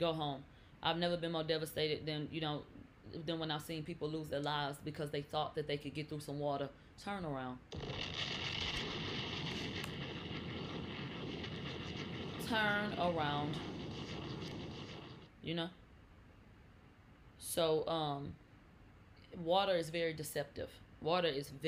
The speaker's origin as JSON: {"language": "English", "region": "Texas", "country": "United States", "said": "I'm from Texas. I don't do basements."}